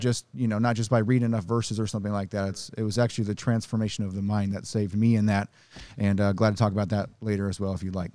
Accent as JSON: {"language": "English", "region": "Nebraska", "country": "United States", "tie": "born or raised there", "said": "I grew up in Nebraska"}